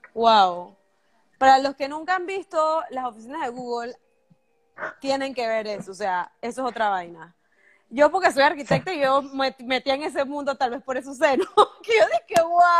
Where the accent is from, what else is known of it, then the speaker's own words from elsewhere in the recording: Bugaba, Chiriquí, Panama; also born or lived in United States; yo soy de Chiriquí